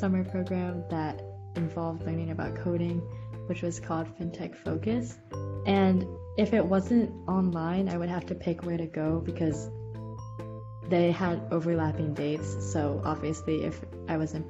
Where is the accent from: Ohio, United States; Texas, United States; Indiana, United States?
Ohio, United States; Cleveland; moved away as an adult; now in New York, United States; I'm originally from Cleveland, Ohio